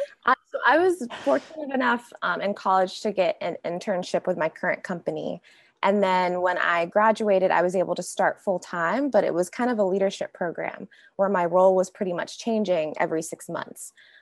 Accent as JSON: {"language": "English", "region": "North Carolina", "country": "United States", "tie": "born or raised there", "moved": "as an adult", "lives_now": "Bay Area, United States", "said": "I'm 26 years old and I'm living out in the Bay Area right now, but I am originally from North Carolina. So born, raised, went to college out in North Carolina, and then moved out to California with my current job."}